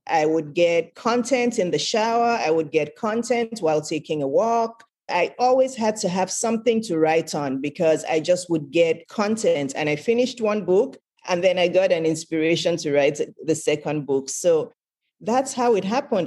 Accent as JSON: {"language": "English", "region": "Lagos", "country": "Nigeria", "tie": "born or raised there", "said": "I was born in Lagos, Nigeria, which is in West Africa"}